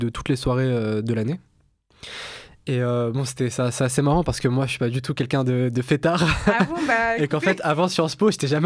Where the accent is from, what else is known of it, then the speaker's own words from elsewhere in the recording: Argenteuil, Île-de-France, France; also born or lived in Milan, Italy; je viens, je viens d'Argenteuil, dans, dans le Val d'Oise.